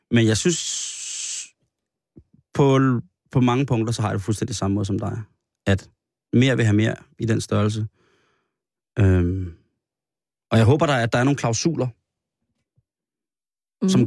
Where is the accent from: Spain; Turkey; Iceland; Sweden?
Spain; Undskyld. Ikke fra det Spanien, hvor jeg er fra.